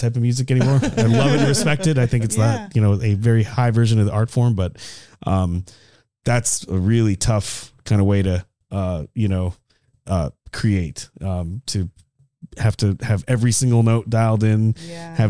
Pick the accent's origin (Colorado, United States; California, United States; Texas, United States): Colorado, United States; I grew up in Colorado